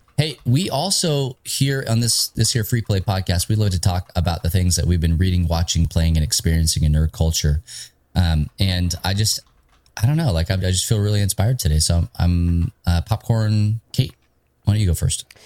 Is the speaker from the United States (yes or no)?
yes; Texas, United States; I'm from Texas